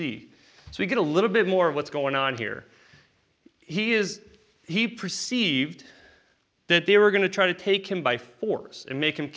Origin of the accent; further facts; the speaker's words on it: United States; I'm American.